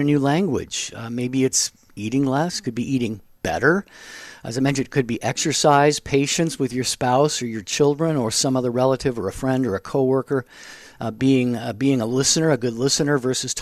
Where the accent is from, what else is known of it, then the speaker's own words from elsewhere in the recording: Seattle, Washington, United States; Seattle's my hometown